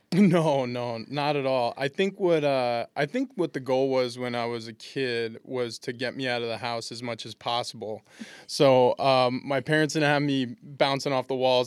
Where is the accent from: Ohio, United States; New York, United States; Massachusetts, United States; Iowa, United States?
New York, United States; East Meadow; we moved to a, a town which I really call my hometown, East Meadow.